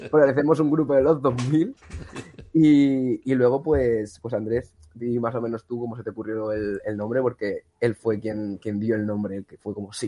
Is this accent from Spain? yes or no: yes; Massamagrell, Valencian Community, Spain; Somos de Masamagrey, al lado cerca de, Rafael Buñol